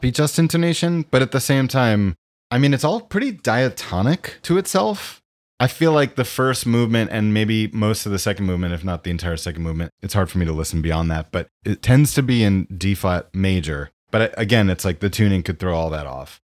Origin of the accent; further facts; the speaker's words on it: Westchester, New York, United States; I grew up in Westchester, New York